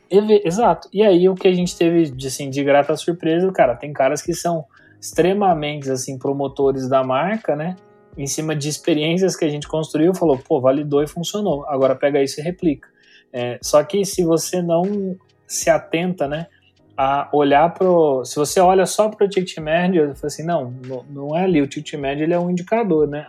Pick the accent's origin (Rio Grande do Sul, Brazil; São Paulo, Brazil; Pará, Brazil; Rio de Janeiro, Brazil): São Paulo, Brazil; Campinas; accent: caipira R (interior paulista); eu sou de São Paulo, tá? Campinas, então às vezes puxo o R um pouco